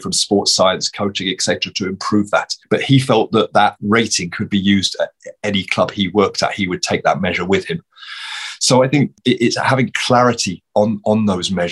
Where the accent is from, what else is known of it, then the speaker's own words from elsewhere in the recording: Luton, East of England, United Kingdom; moved away as an adult; now in Norway; I got the opportunity to work at Luton Town, which was my hometown club, the club I grew up supporting as a boy